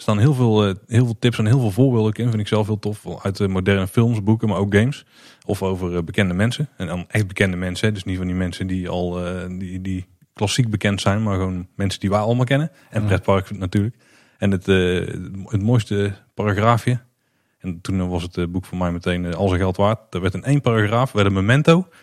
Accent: Netherlands; Wij weten niet beter als Nederlanders

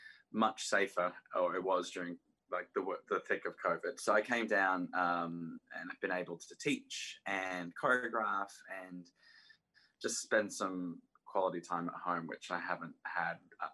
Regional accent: Queensland, Australia; moved away as an adult; also born or lived in Sydney, Australia; now in New York, United States; Yeah, I'm down in Sydney. I'm from Queensland, which is further north.

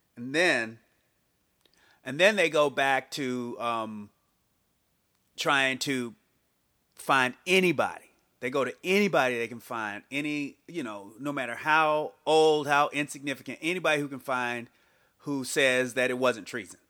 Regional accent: United States

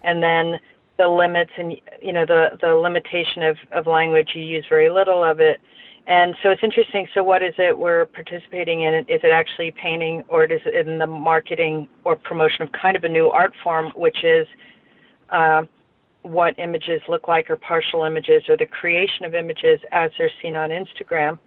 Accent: Pennsylvania, United States; when I was growing up in Pennsylvania, they used to have blue laws

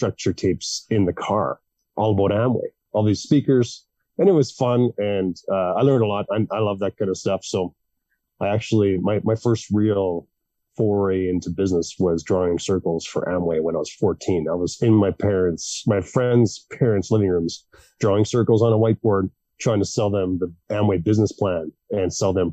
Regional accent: Melfort, Saskatchewan, Canada; moved away; also born or lived in Calgary; my hometown in Melfort, Saskatchewan

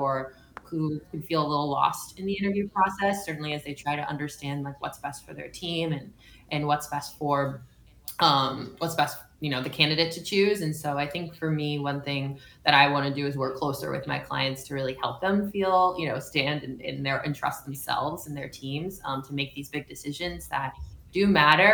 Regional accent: California, United States; I'm a Californian

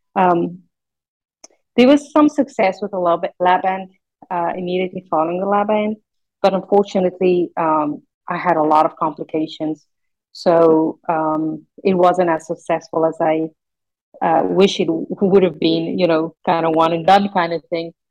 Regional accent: South Africa; English is a second language; moved away; I grew up in South Africa.

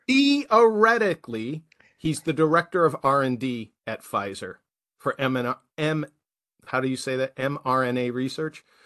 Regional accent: United States; the rest of us who are Americans

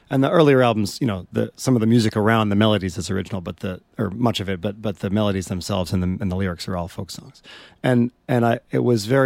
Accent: New York, United States; now in London, United Kingdom; at first when I came from New York to London, it was very difficult

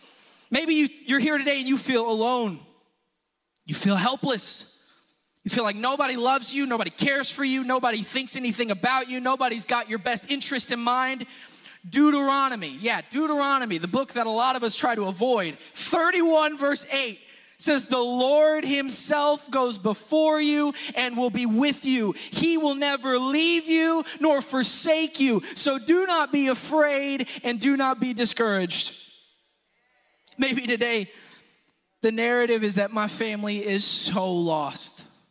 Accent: Houston, Texas, United States; if I were to tell you … I'm a Houstonian from Houston

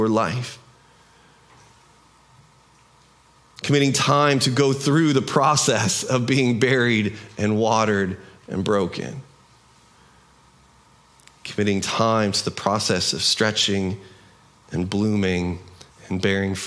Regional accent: United States; We in our American culture

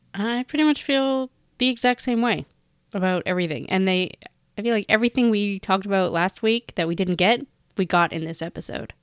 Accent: Canada; I'm Canadian

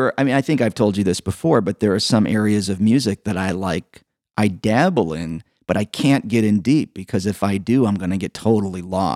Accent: Evanston, Illinois, United States; I grew up here in Evanston

